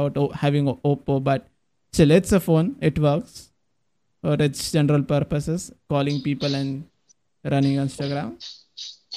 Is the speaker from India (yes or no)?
yes; Pune, Maharashtra, India; my hometown Pune